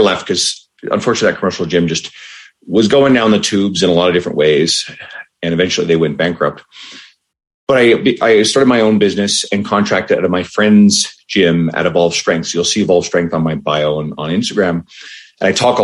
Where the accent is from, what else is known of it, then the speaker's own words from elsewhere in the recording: St. John's, Newfoundland and Labrador, Canada; moved away as an adult; now in Edmonton, Canada; I grew up in St. John's, Newfoundland, well, in Newfoundland in general. And I moved out to Edmonton, Alberta when I was about 28.